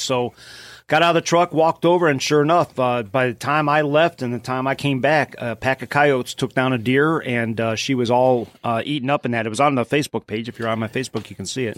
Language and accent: English; Cleveland, Ohio, United States; from Cleveland